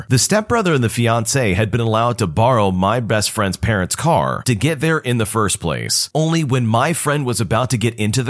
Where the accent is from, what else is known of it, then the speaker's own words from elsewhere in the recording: Sweden; English is a second language; I'm from Sweden, and in June, we celebrated Midsummer.